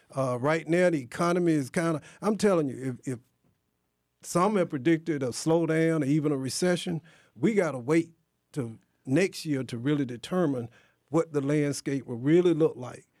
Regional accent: near Athens, rural Georgia, United States; I grew up in rural Georgia, too. I mean, near Athens

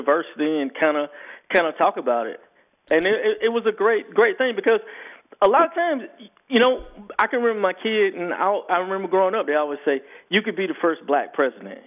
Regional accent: Fort Valley, Georgia, United States; I grew up in Fort Valley, Georgia.

